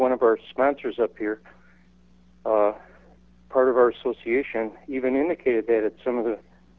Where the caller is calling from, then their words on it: Northfield Township, Illinois, United States; I'm calling from the Northfield area here.